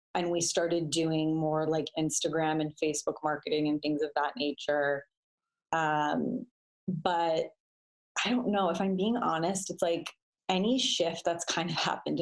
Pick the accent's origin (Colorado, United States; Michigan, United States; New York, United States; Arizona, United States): Colorado, United States; Denver; now in Los Angeles, United States; I'm from Denver